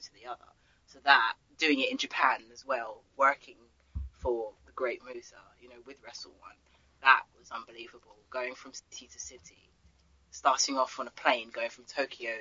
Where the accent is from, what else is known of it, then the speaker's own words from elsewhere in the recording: London, United Kingdom; I'm from London